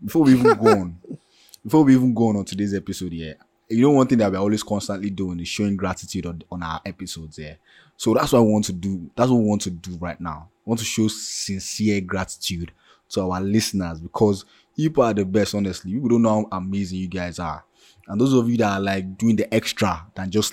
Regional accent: Nigeria; being a Nigerian

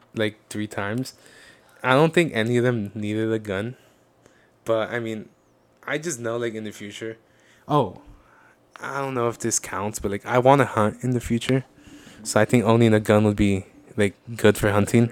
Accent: United States; I'm Mexican, but like realistically, I am American

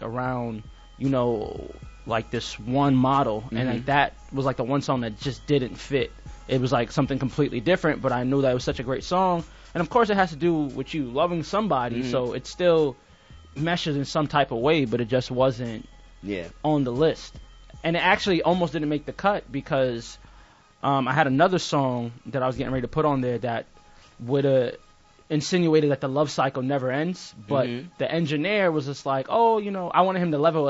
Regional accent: Jamaica; I'm Jamaican

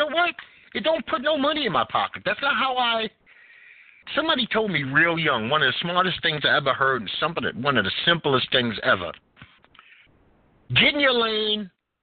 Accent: New York City, New York, United States; also born or lived in Greenwich Village; I was born and raised and sculptured in Bed-Stuy

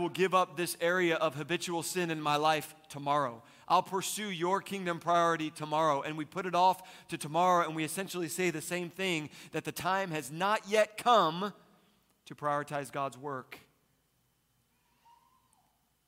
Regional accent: East Coast, United States; Growing up, I was raised on the East Coast, and we would go just about every summer to the Jersey Shore

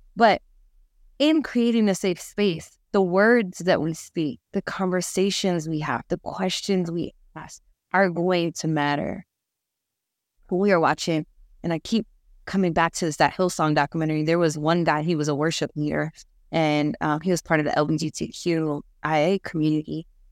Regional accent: New York, United States; I'm a New Yorker.

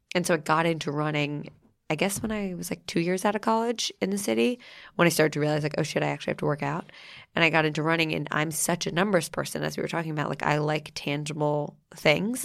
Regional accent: New Jersey, United States; moved away; I'm from New Jersey

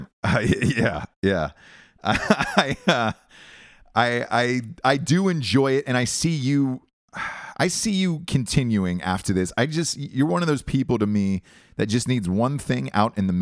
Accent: Atlanta, Georgia, United States; in Atlanta, in my hometown

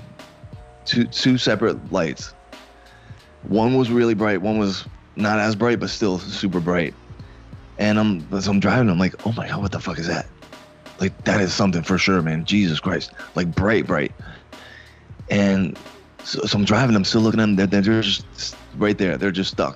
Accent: Fort Lauderdale, Florida, United States; also born or lived in Coral Springs; I was born and raised in Fort Lauderdale

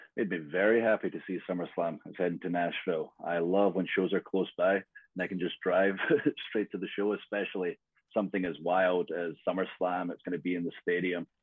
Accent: Scotland, United Kingdom; I'm Scottish

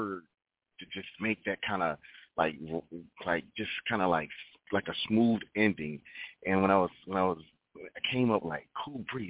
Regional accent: Rochester, New York, United States; now in Atlanta, United States; I'm originally from Rochester, New York, and my sister and I, we used to sing at different churches throughout the city at the age of 5 and 6 years

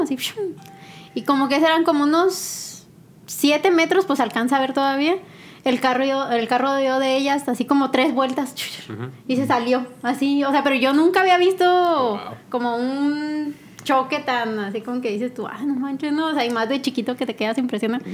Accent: Chihuahua, Mexico; yo soy de Chihuahua

